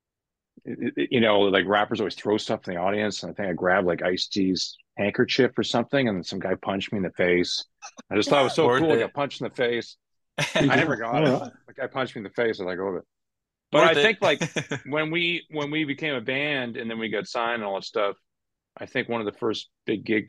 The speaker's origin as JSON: {"language": "English", "town": "Vancouver", "region": "British Columbia", "country": "Canada", "tie": "born or raised there", "said": "I grew up in Vancouver"}